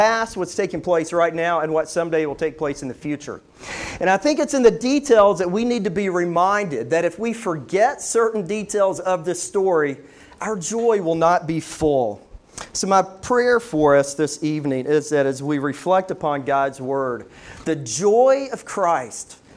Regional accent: Loudoun County, Virginia, United States; Billy and I grew up in Loudoun together

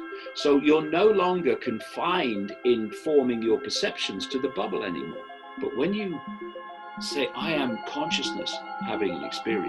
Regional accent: United Kingdom; I am a man, I am white, I am British, etc.

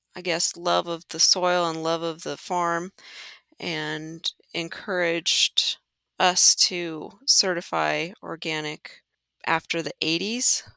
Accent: northwest Kansas, United States; I would be a fifth generation farmer in northwest Kansas. Uh, my family has been in this mm-hmm. area and around Oakley and North uh, since the 1800s

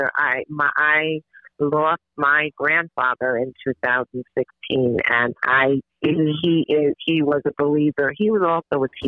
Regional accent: Grenada; I'm originally from Grenada

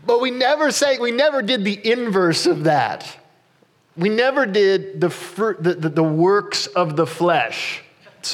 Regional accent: Kansas, United States; I grew up in Kansas

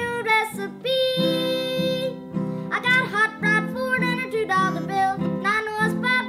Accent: Illinois, United States; I'm from Galkana, Illinois.

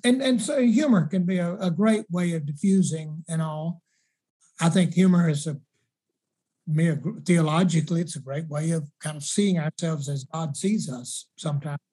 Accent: South Carolina, United States; I'm from South Carolina and I was there in the 70s

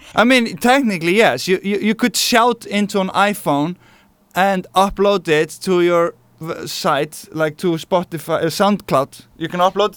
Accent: Iceland; now in Barcelona, Spain; I'm from Iceland, and we live here now in Barcelona, Spain.

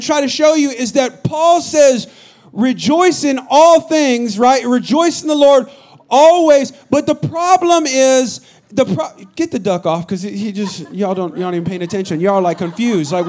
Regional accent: Bay Area, California, United States; moved away; I'm from the Bay Area

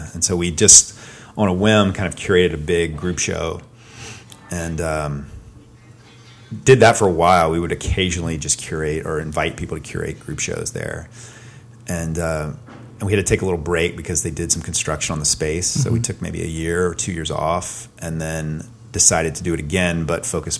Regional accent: the South, United States; So I did have a moment where I was sort of thinking about like growing up in the South and Southern literature.

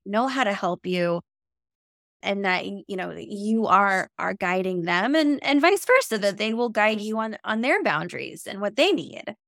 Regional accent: Minnesota, United States; I'm a Minnesotan and I, I drive in snow all the time

